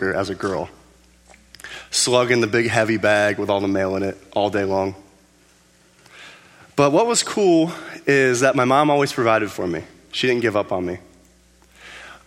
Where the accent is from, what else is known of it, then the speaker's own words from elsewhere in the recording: Cincinnati, Ohio, United States; I was born in Cincinnati